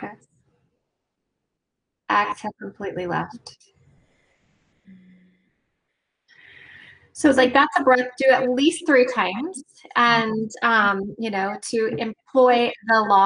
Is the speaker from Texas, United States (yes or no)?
no; Dublin, Ohio, United States; I grew up, my hometown was Dublin, Ohio.